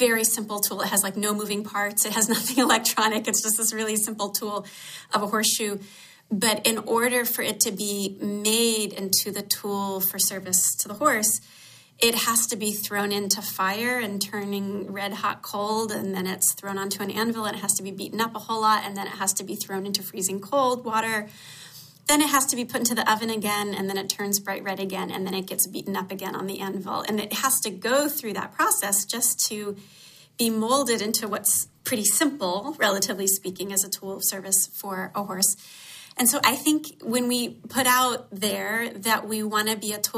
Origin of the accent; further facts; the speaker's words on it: Atlanta, Georgia, United States; Growing up in Atlanta, I had exposure to some issues of racism that were shocking to me